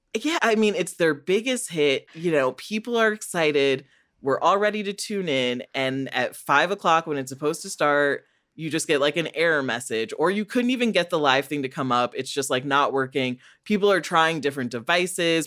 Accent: United States; I'm an American child

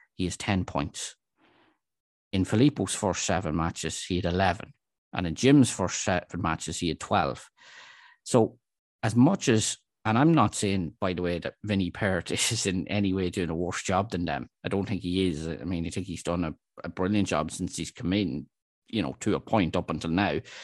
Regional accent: Dundalk, Leinster, Ireland; I'm from Dundalk and I'm a Dundalk supporter

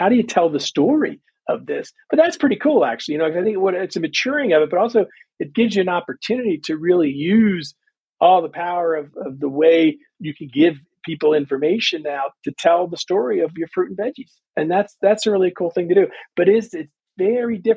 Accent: Washington, District of Columbia, United States; growing up where I grew up in Washington, D.C.

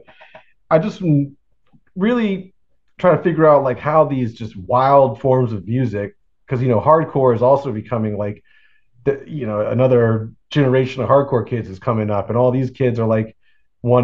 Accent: Florida, United States; I'm from Florida

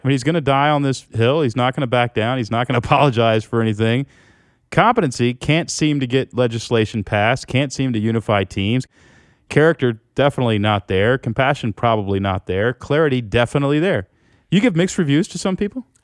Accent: United States; for the first time in my life as an American

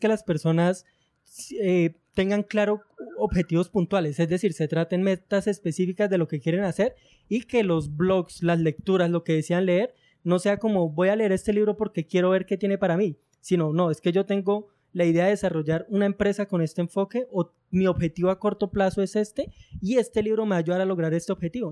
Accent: Girardot, Cundinamarca, Colombia; soy de una ciudad llamada Girardot, que está ubicada en el centro de, Colombia.

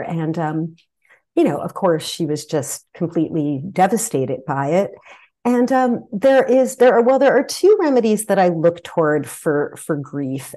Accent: New Jersey, United States; now in California, United States; I grew up in New Jersey on the East Coast

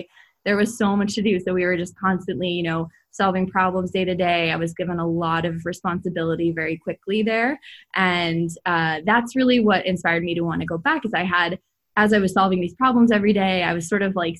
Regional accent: Hanover, New Hampshire, United States; Yeah, so I grew up in New Hampshire, actually in the college town, Hanover, New Hampshire, where Dartmouth is.

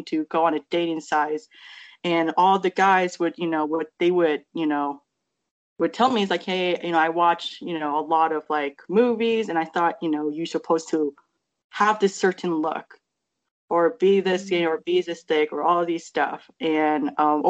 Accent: United States; growing up in America

